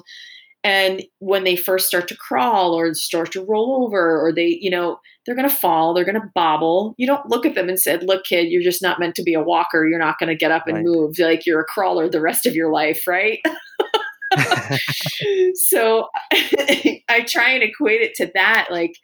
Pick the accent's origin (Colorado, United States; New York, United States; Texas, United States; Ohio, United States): New York, United States; we grew up in New York